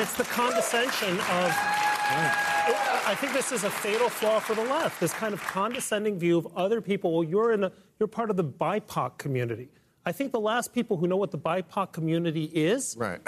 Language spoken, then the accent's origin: English; Mexico City, Mexico; moved away; I grew up in Mexico City. My father was from Mexico.